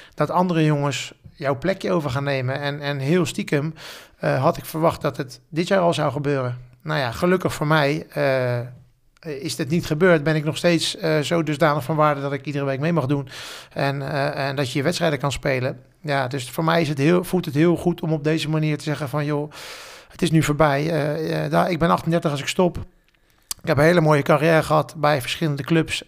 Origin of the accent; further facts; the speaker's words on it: The Hague, South Holland, Netherlands; voor mij als, als Hagenees